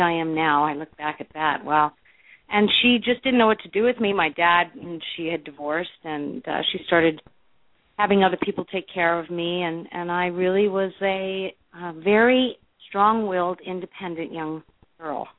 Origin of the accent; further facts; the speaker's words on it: Los Angeles, California, United States; growing up in the Hollywood Hills